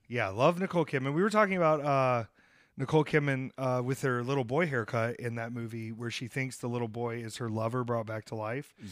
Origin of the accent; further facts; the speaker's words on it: Williamstown, New Jersey, United States; My hometown, Williamstown